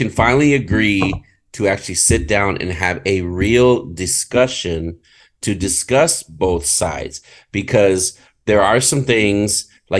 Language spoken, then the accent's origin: English; United States; I'm an American, you know, but my culture is Hispanic